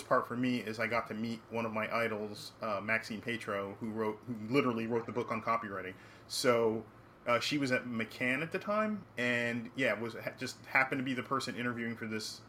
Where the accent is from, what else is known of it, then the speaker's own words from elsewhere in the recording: New York City, New York, United States; I grew up in New York City